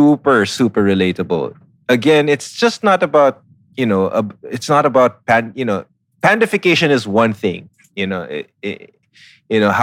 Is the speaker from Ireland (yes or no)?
no; Philippines; I'm third generation Chinese Filipino